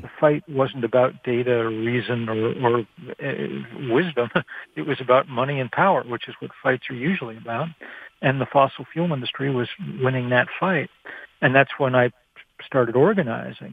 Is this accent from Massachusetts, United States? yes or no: yes; Lexington, Massachusetts, United States; where I'd grown up, not so much Lexington in particular, or not just Lexington in particular, but in the American suburb